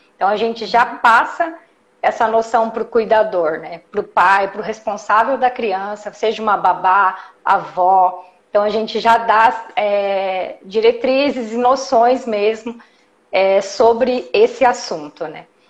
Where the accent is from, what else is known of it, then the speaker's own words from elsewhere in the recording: Jundiaí, São Paulo, Brazil; Eu sou de Jundiaí, atendo Jundiaí região